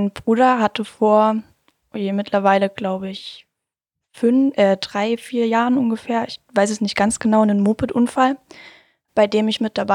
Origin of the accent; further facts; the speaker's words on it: Hirschfeld, Germany; Äh, ich komme aus Hirschfeld. Das Ist ein ganz, ganz kleines, niedliches Kaff.